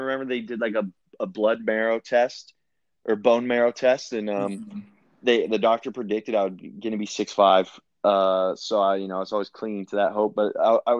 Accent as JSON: {"language": "English", "town": "Bozeman", "region": "Montana", "country": "United States", "tie": "born or raised there", "also_born_or_lived": "Australia / New Zealand", "said": "growing up in Montana, it was basically AYSO"}